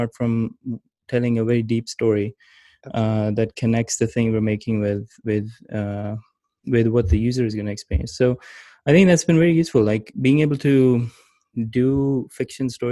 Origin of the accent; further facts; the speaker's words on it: Pakistan; moved away as an adult; also born or lived in Gilgit; now in United States; my childhood was mostly in growing up in Pakistan. But I went to the US for college